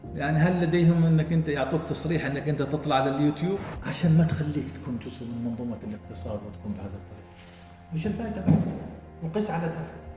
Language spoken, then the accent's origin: Arabic; Oman; نحن كعمانيين